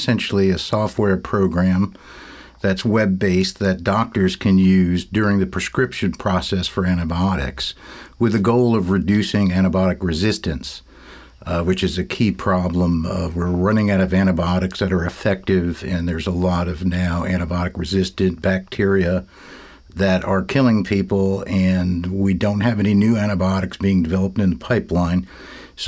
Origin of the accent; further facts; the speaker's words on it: West Orange, New Jersey, United States; I grew up in West Orange, New Jersey